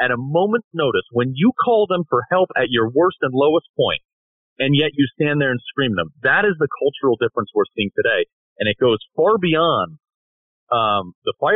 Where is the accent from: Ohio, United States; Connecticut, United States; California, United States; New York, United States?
Connecticut, United States; Greenwich; my hometown of Greenwich.